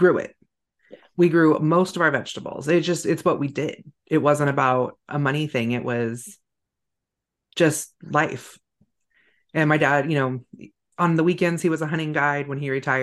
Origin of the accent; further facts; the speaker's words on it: Northern California, United States; moved away; I grew up in California, but in a very rural community in Northern California on the coast